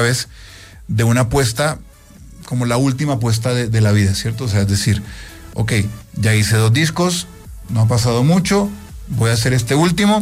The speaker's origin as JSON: {"language": "Spanish", "country": "Colombia", "said": "abrir grandísimos conciertos en, en mi país"}